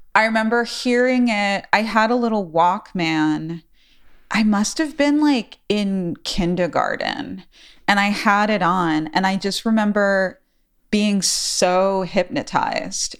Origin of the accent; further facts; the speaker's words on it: New York City, New York, United States; now in New Orleans, United States; growing up in New York City, I grew up in the Bronx